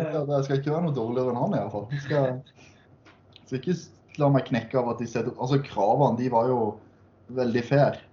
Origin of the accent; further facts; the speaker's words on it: Sørlandet, Southern Norway, Norway; der jeg kommer fra på Sørlandet